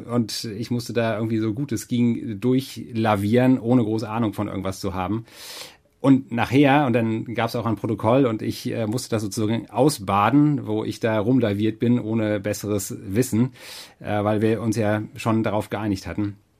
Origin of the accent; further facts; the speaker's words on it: Germany; ich bin auf dem Dorf aufgewachsen in der Nähe von Hamburg